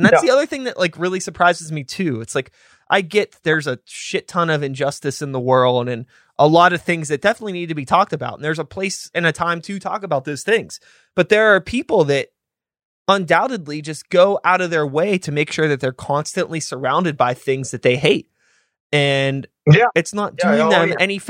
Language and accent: English; Pittsburgh, Pennsylvania, United States; I grew up in Pittsburgh